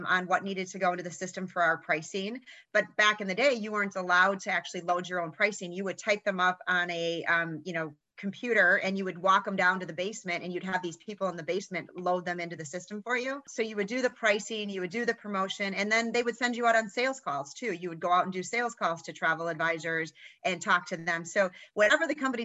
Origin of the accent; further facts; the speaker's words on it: Fond du Lac, Wisconsin, United States; where I grew up in Fond du Lac, Wisconsin